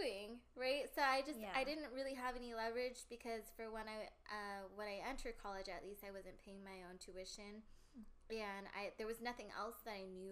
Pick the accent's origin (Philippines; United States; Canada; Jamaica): United States; Bay Area, California; I am born and raised in the Bay Area. Bay Area local here.